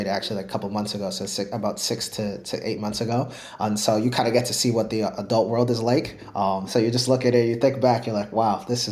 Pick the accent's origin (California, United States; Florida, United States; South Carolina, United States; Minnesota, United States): Minnesota, United States; moved away; I grew up in Minnesota